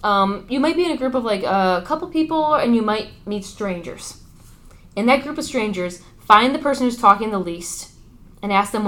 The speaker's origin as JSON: {"language": "English", "country": "United States", "said": "as an American"}